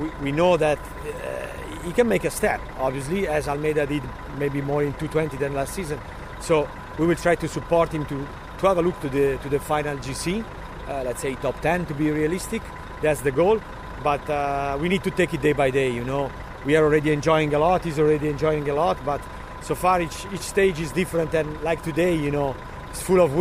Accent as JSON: {"language": "English", "town": "Milan", "region": "Lombardy", "country": "Italy", "said": "I'm really from Milan"}